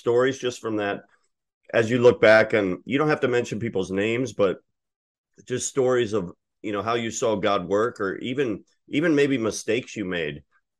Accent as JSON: {"language": "English", "town": "Akron", "region": "Ohio", "country": "United States", "tie": "born or raised there", "also_born_or_lived": "Pittsburgh, Pennsylvania", "said": "I was born in Pittsburgh. I would have gone to Montour High School if I would have grew up there, which I'm sure you've heard of that high school. I ended up moving to Akron, Ohio when I was 10 years old."}